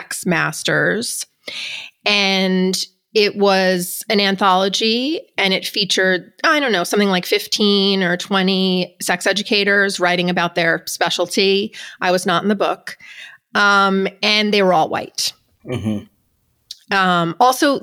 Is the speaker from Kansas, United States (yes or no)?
no; New York, United States; moved away as an adult; now in Los Angeles, United States; I am from New York. I moved to LA 5 years ago